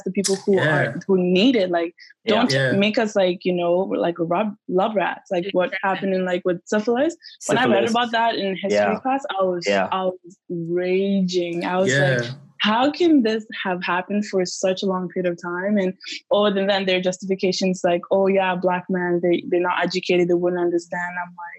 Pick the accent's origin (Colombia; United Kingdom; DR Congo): DR Congo; I'm from Congo.